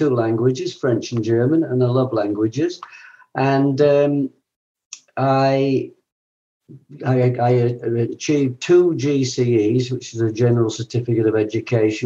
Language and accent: English; Liverpool, North West England, United Kingdom; now in New Zealand; I was born in Liverpool